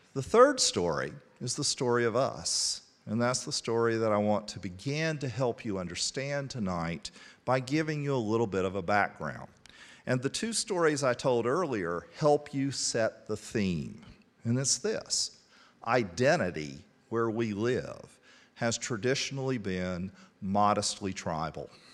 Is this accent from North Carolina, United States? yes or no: yes; Statesville, North Carolina, United States; moved away as an adult; I grew up in Statesville, thirty miles to the west.